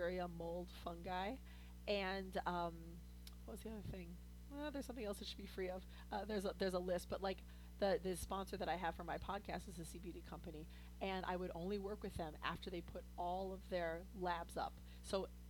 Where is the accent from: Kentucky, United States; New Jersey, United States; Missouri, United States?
Missouri, United States; St. Louis; I'm from St. Louis.